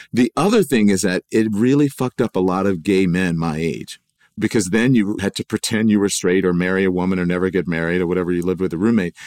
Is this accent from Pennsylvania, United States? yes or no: no; Louisiana, United States; growing up in Louisiana